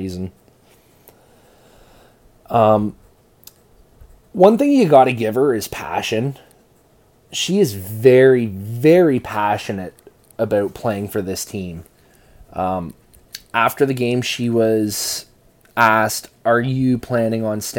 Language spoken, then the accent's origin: English; Canada; as a Canadian kid